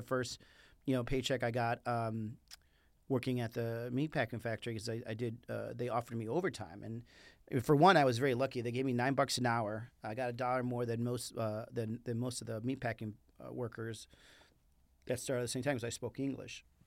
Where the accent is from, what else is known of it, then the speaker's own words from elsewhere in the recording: Chicago, Illinois, United States; first language Spanish; English is a second language; moved away as an adult; also born or lived in Mexico; now in Arizona, United States; living in Mexico to living on the south side of Chicago